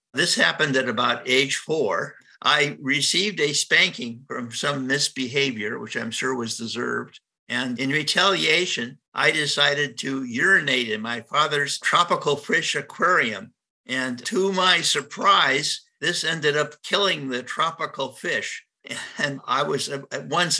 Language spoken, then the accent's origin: English; Cleveland, Ohio, United States; I was born in Cleveland, Ohio